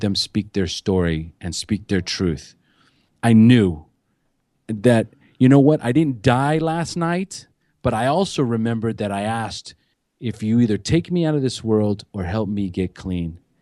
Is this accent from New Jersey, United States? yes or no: no; California, United States; moved away as an adult; now in Costa Rica; I'm from California originally